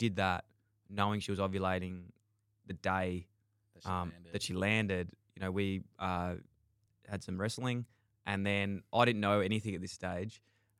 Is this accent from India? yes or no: no; Melbourne, Victoria, Australia; I was born in Melbourne, grew up in Fitzroy, so it's like inner city, suburb in Melbourne.